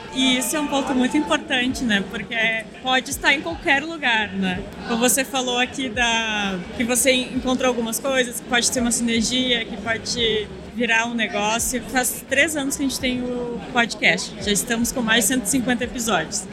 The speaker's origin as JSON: {"language": "Portuguese", "region": "Rio Grande do Sul", "country": "Brazil", "tie": "born or raised there", "said": "eu nasci no Rio Grande do Sul"}